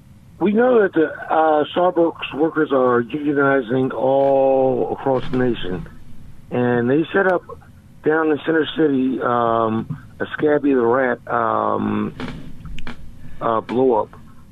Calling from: Philadelphia, Pennsylvania, United States; from Philly.

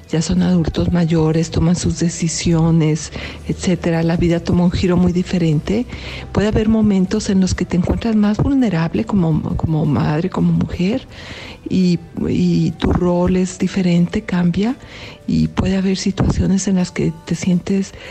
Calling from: Mexico; Hola Julio … de México.

